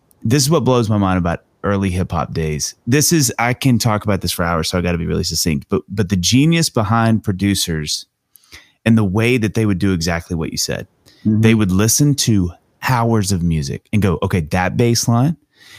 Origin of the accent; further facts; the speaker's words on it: Mississippi, United States; I'm white kid from Mississippi. I loved hip hop and R&B though in the 90s.